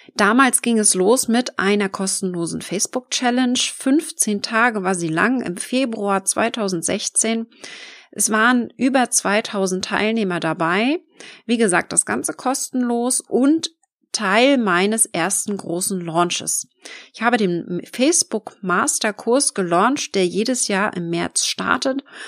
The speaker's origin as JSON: {"language": "German", "area": "Schwerin", "region": "Mecklenburg-Vorpommern", "country": "Germany", "tie": "born or raised there", "said": "wohne ich im schönen Schwerin in Mecklenburg-Vorpommern und arbeite von überall auf der Welt, bin gerne mal unterwegs in der Welt und genieße meine Selbstständigkeit mit meiner wunderschönen Homebase hier in meinem Heimatdorf"}